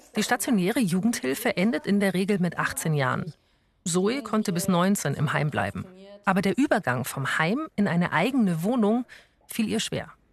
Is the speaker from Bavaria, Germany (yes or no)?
yes; Augsburg, Bavaria, Germany; moved away; meine Heimatstadt nach Augsburg